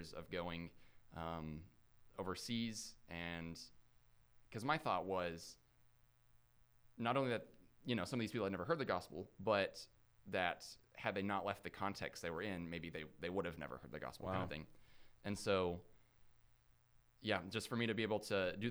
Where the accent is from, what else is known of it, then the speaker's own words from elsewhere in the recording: Huntsville, Alabama, United States; I grew up in Huntsville